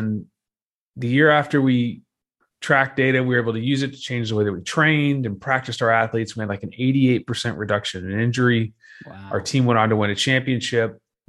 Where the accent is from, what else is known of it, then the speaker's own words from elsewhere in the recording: Dallas, Texas, United States; So I grew up in Dallas, Texas. I played football at Texas A&M a number of years ago